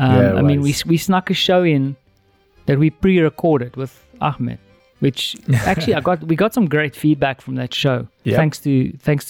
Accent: South Africa; now in Warsaw, Poland; when I was a kid in South Africa, my mom used to give me zoete drop or salt drop

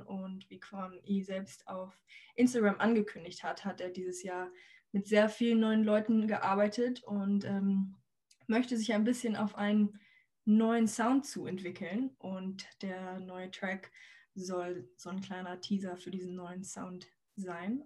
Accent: Hamburg, Germany; wir als Hamburger

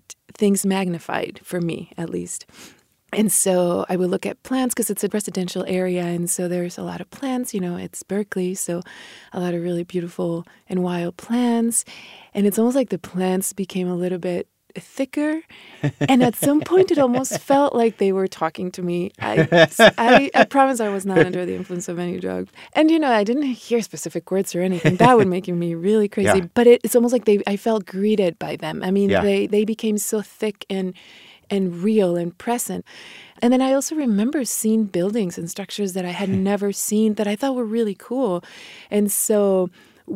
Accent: Mexico; born or raised there; first language Spanish; English is a second language; moved away

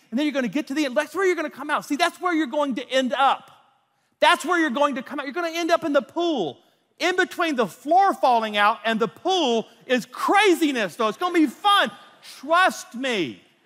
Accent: North Louisiana, United States; I was raised in North Louisiana

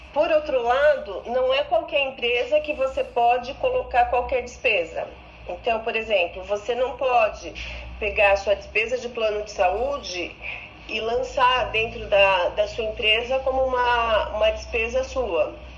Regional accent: Águas de Lindóia, São Paulo, Brazil; Águas de Lindóia, eu sou de Águas de Lindóia

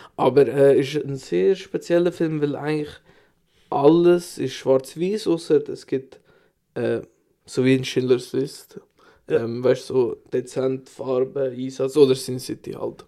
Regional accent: Switzerland; bei uns in der Schweiz

